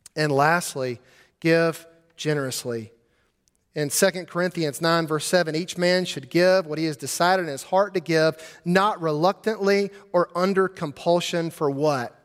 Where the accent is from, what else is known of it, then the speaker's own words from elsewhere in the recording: Montgomery, Alabama, United States; Growing up in Montgomery, Alabama, I would drive to school every day on Vaughn Road